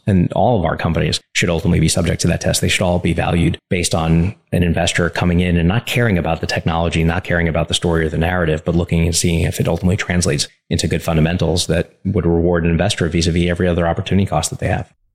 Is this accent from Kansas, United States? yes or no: no; New York City, New York, United States; growing up in Coney Island